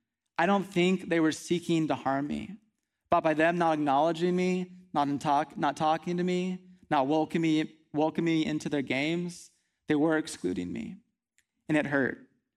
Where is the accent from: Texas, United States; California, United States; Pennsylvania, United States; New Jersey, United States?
Texas, United States; Midland; also born or lived in Kingwood, Texas; So I grew up out west in Midland, Texas, which was a really nice place to spend a lot of years of my life.